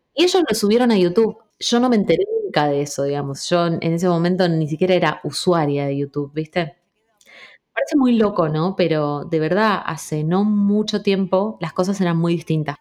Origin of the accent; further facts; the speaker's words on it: Rosario, Santa Fe, Argentina; also born or lived in Trelew; Yo nací en Treleu, si bien soy criada en Rosario.